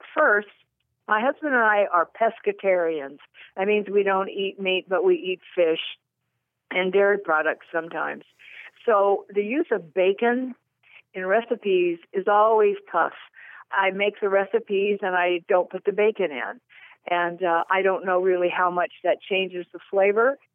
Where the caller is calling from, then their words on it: Fallbrook, California, United States; I'm calling from Fallbrook, California